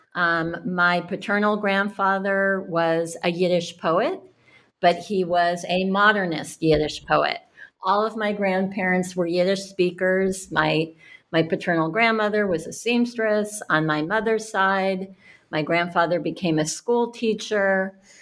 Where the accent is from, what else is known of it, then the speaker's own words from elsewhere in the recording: Cambridge, Massachusetts, United States; I grew up in Cambridge, Mass